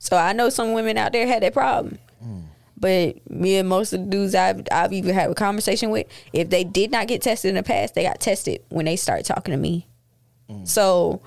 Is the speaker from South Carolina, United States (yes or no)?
yes; Ruby, South Carolina, United States; I grew up in a little town called Ruby, also nicknamed Jewel City